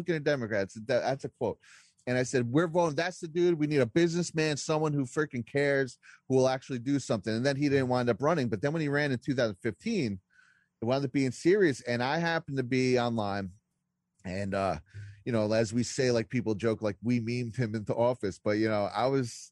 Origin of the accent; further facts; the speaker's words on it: Jersey Shore, New Jersey, United States; also born or lived in Queens, New York; I grew up on the Jersey Shore